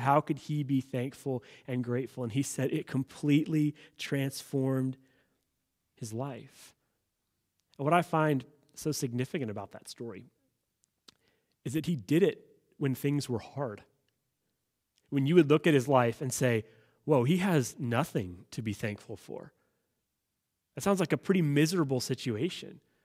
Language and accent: English; United States; as an American citizen